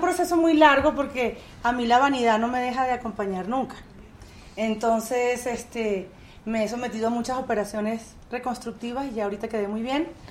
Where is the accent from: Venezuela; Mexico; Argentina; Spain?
Venezuela; moved away as an adult; also born or lived in Miami; now in California, United States; Cuando yo me fui de Venezuela, Chávez estaba preso, por cierto. Y el presidente era Rafael Caldera cuando yo me fui de mi país la primera vez.